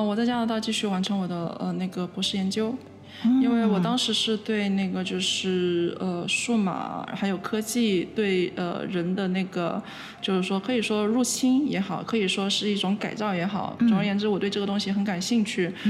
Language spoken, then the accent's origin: Chinese; Guangzhou, Guangdong, China; now in Montreal, Canada; 呃，我是呃我的家来自呃广州。对，